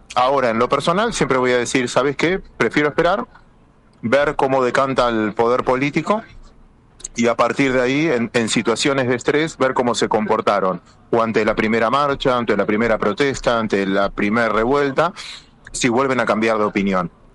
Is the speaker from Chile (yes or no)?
no; Argentina; los argentinos